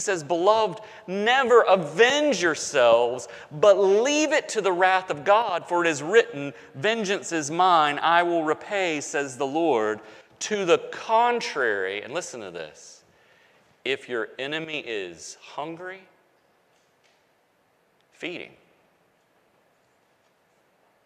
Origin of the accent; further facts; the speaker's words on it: the South, United States; accent: Southern; I grew up in the South, okay? So I still got a Southern accent